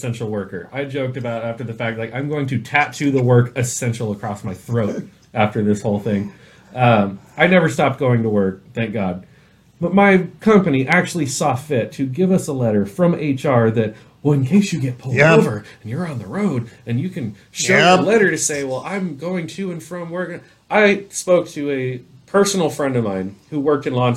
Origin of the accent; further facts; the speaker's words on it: East County, California, United States; I was born here. I grew up here